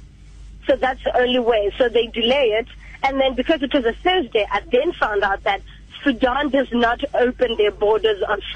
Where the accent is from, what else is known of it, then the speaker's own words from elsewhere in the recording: South Africa; I was traveling as a South African